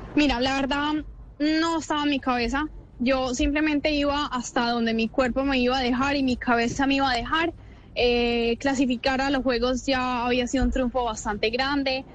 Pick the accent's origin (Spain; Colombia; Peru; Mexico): Colombia; nuestro país